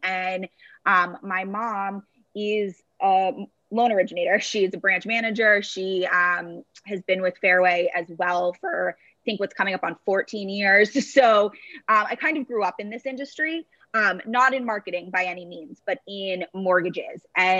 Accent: Brookline, Massachusetts, United States; So I was born in Boston, Massachusetts, and grew up in a town right outside of the city called Brookline.

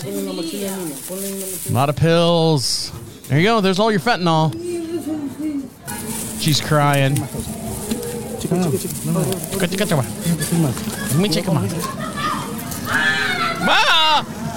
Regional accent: Florida, United States; I'm from Florida

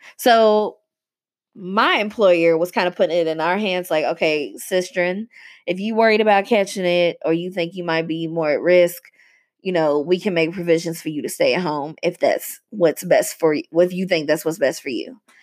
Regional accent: Louisville, Kentucky, United States; this place, Louisville, Kentucky, has a very extensive and complicated racial history, um, and continues to. And watching this doctor in my hometown

